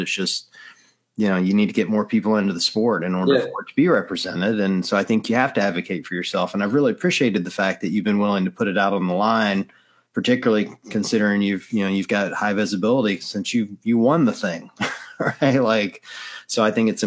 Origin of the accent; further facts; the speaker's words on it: Mississippi, United States; moved away; being raised in the deep South. I mean, I was raised in Mississippi